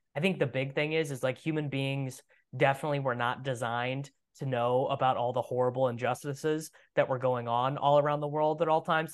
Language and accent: English; Midwest, United States; I'm from the Midwest, and Midwestern culture is so, so, so, so, so different